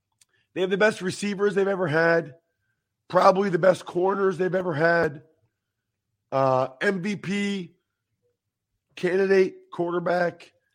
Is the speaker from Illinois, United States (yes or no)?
no; outside of Philadelphia, Pennsylvania, United States; I grew up outside of Philadelphia, Carrington. So I grew up an Eagles fan, even though I never played for them.